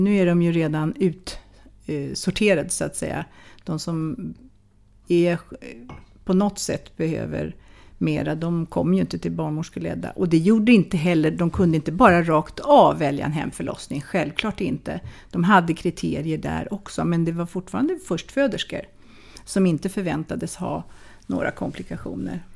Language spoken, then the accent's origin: Swedish; Sweden; also born or lived in Wales; Jag kommer från Sverige.